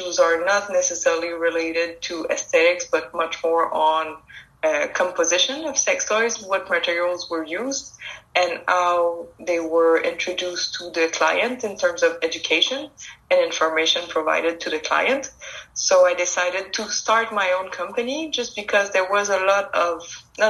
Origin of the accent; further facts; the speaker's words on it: Quebec, Canada; It's a French name. I'm from Quebec in Canada.